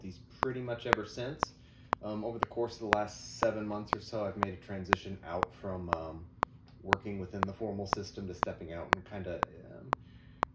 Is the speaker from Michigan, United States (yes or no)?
no; Madrid, Iowa, United States; moved away as an adult; also born or lived in Paraguay / Lillehammer, Norway / San Francisco; I grew up in Iowa, central Iowa. I graduated from a small high school in Madrid, Iowa